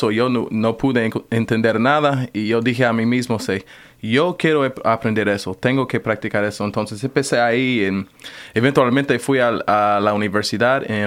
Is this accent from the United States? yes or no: yes; United States; Spanish is a second language; yo puedo hablar español también, están seguros, ah, e, él, es latino, es latino, pero no, y solo, solo soy americano yo.